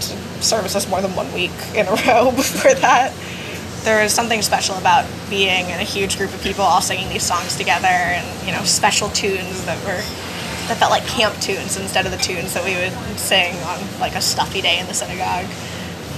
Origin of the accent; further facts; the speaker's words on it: New York City, New York, United States; I'm from New York City